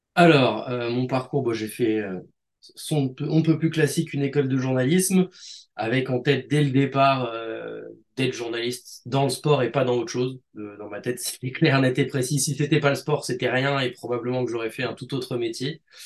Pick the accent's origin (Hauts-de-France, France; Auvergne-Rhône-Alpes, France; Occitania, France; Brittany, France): Auvergne-Rhône-Alpes, France; Grenoble; je suis originaire de Grenoble